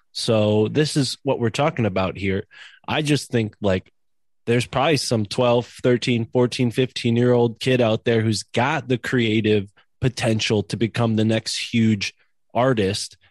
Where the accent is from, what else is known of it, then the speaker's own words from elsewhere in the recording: East Coast, United States; I grew up on the East Coast